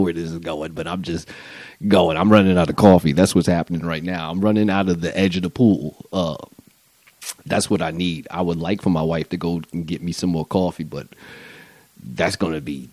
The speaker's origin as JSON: {"language": "English", "town": "Montclair", "region": "New Jersey", "country": "United States", "said": "I'm from Montclair"}